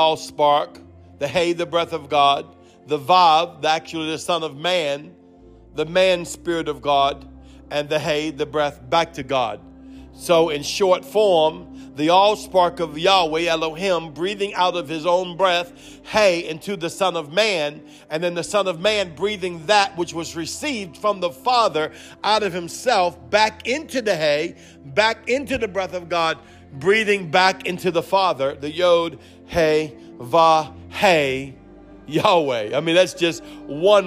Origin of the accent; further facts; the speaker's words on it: New Orleans, Louisiana, United States; accent: Cajun; that's my New Orleans upbringing